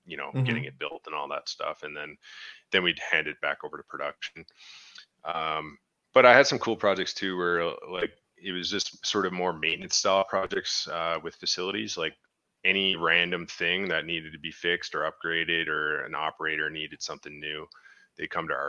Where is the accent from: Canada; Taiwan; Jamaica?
Canada; Newfoundland and Labrador; now in Lloydminster, Canada